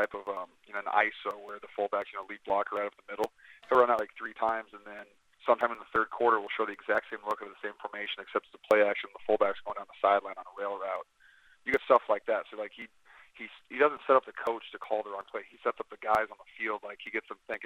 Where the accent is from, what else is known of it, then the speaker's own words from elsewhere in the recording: Wisconsin, United States; I'm a Wisconsin guy.